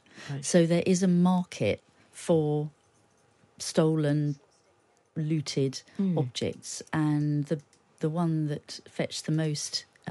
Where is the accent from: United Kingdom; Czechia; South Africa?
United Kingdom; And as a Brit, you can feel quite ashamed of that.